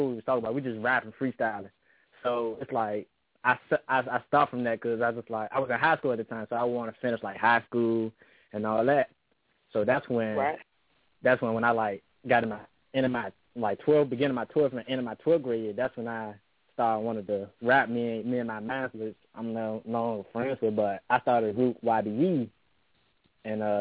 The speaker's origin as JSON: {"language": "English", "town": "Washington", "region": "District of Columbia", "country": "United States", "tie": "born or raised there", "said": "I was born in Southeast, you hear me? Raised in, around Conator Street"}